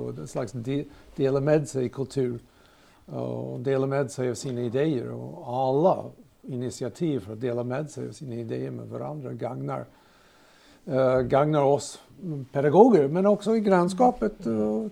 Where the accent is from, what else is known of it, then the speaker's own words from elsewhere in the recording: United States; Swedish is a second language; now in Sigtuna, Sweden; kommer också från USA. Bott här 50 år.